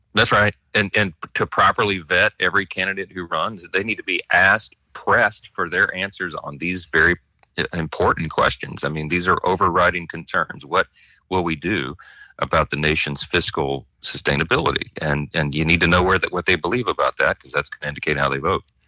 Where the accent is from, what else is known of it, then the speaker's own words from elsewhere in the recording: Louisiana, United States; my hometown in Louisiana